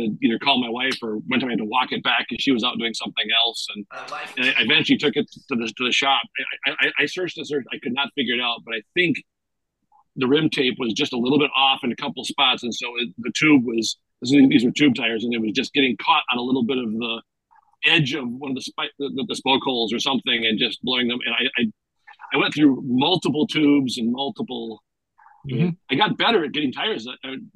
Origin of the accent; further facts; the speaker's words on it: Minnesota, United States; As a Minnesotan